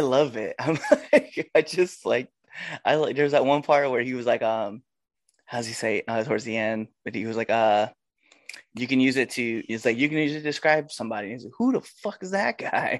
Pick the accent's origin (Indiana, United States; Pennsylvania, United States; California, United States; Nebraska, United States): Nebraska, United States; I'm from Nebraska